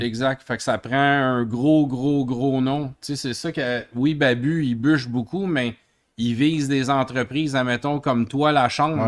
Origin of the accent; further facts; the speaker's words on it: Montreal, Quebec, Canada; on vient de Montréal, du Canada